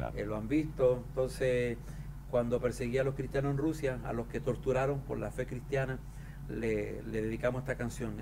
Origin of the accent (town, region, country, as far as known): southern Chile, Chile; born or raised there